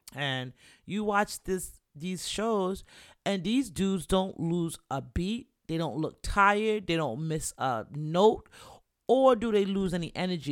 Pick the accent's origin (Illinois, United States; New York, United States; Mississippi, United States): New York, United States; also born or lived in Jamaica; I'm a New Yorker